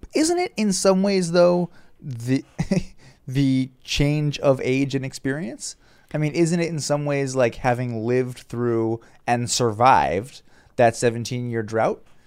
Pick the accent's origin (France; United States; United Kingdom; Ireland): United States; Southern Virginia; I grew up in Southern Virginia, uh, further away from the Baltimore market